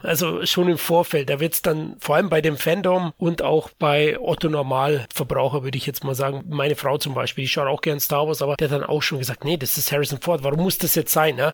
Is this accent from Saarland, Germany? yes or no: no; Bavaria, Germany; Ich bin Bayer